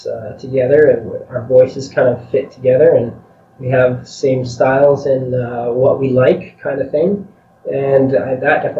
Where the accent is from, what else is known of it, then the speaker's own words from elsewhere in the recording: a small town west of Edmonton, Alberta, Canada; we're from west of here in this little town